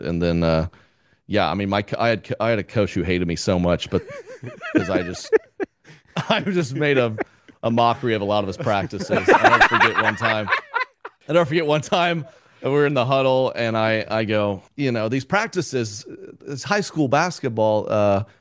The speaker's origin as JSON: {"language": "English", "region": "Oklahoma", "country": "United States", "tie": "born or raised there", "said": "growing up in Oklahoma"}